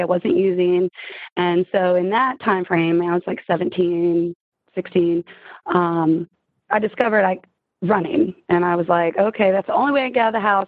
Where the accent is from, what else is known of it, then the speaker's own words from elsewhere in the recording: Richmond, Virginia, Mid-Atlantic, United States; now in Richmond, Virginia, United States; I'm from Mid Atlantic. I'm in Richmond, Virginia